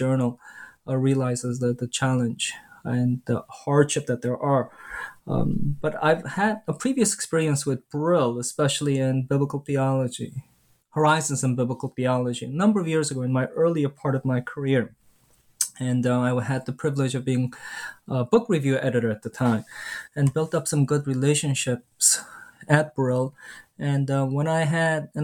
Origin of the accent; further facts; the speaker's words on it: New York City, New York, United States; I grew up in between Flushing and Bayside in my sort of teenage years. Before then, I grew up in the Bronx and in Brooklyn as well